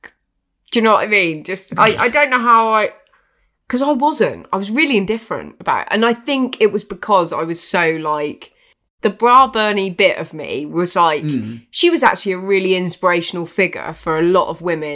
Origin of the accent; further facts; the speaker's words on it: United Kingdom; as British people